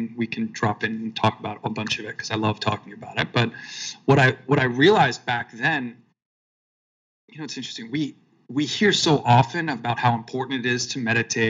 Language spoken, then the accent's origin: English; Long Island, New York, United States; I grew up in New York, and I grew up on Long Island